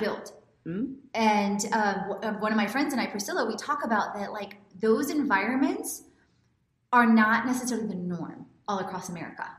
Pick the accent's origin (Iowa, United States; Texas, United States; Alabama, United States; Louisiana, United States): Texas, United States; Houston; I grew up in Houston